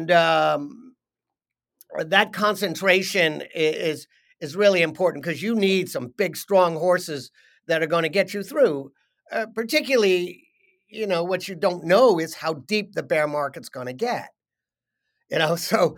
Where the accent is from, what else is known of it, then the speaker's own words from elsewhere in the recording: New York, United States; I grew up outside New York on a piece of land that was called Overlook Farm. And it was a farm up on a hill.